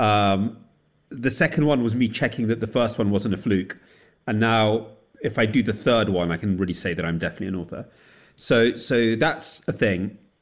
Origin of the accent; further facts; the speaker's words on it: United Kingdom; also born or lived in Soviet Union; they left when I was nine months old in 1977, and I grew up in Britain